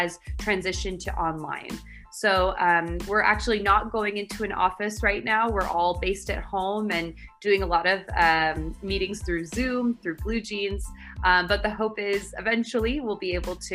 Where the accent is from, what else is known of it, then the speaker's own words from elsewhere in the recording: San Francisco Bay Area, California, United States; moved away as an adult; now in Barcelona, Spain; I'm from the San Francisco Bay Area, but 6 months ago I moved to Barcelona, Spain.